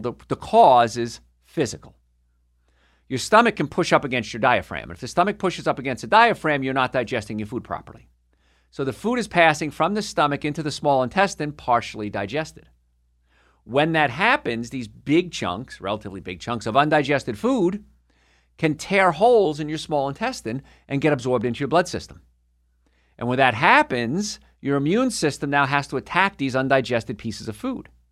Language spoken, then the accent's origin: English; Carlstadt, New Jersey, United States; moved away; also born or lived in Hoboken, New Jersey; I'm from Hoboken, New Jersey originally, and grew up in a place called Karlstad